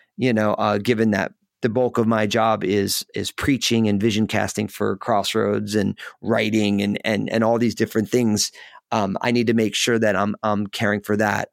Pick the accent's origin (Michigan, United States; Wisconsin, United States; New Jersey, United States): New Jersey, United States; moved away as an adult; now in Portland, United States; I live outside of Portland, Oregon, so I'm in the Pacific Northwest, but I was born and raised in in New Jersey